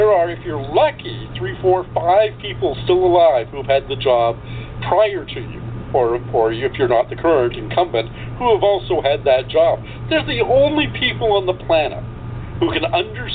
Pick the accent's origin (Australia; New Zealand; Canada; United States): Canada; what's this Canadian doing? I'm an American citizen as well. I'm a dual citizen